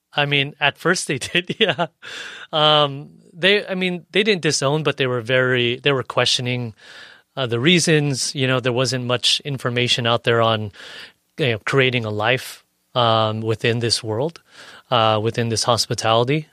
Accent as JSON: {"language": "English", "town": "National City", "region": "California", "country": "United States", "tie": "born or raised there", "also_born_or_lived": "San Ysidro / Paradise Hills / Bonita", "said": "I grew up in National City"}